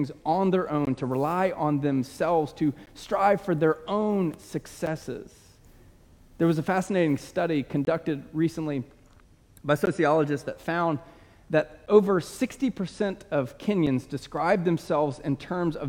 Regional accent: United States; we are American

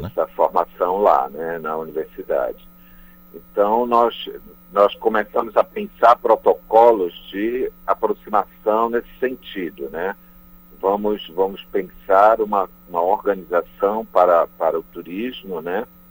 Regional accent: Brazil; enquanto brasileiros

